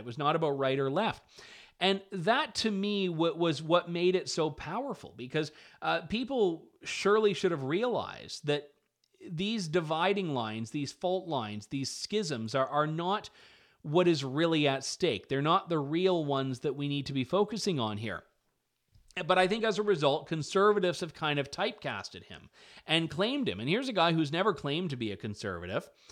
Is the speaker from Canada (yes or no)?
yes; Canada; now in London, Canada; as a Canadian